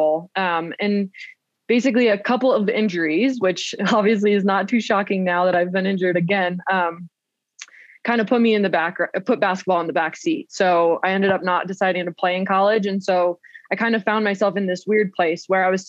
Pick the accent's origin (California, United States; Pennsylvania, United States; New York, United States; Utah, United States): Pennsylvania, United States; Williamsport; now in Portland, United States; I grew up in Williamsport, Pennsylvania